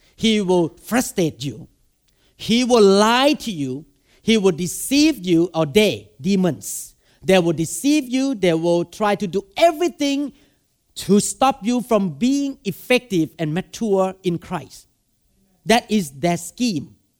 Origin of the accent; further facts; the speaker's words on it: Thailand; English is a second language; now in Seattle, United States; when I go to Thailand, I have one thousand people. Because I speak Thai.